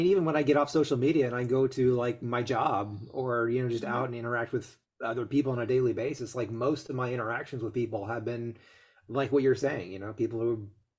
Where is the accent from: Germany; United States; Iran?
United States; fact is, I am an American.